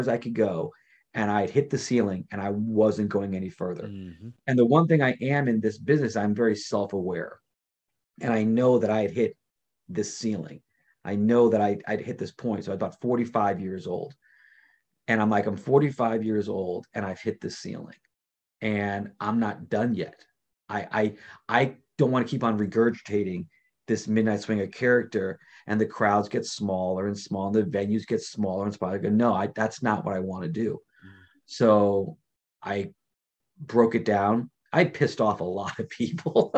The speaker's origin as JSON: {"language": "English", "town": "New York City", "region": "New York", "country": "United States", "also_born_or_lived": "Los Angeles", "moved": "as an adult", "lives_now": "Las Vegas, United States", "said": "New York, okay. Queens"}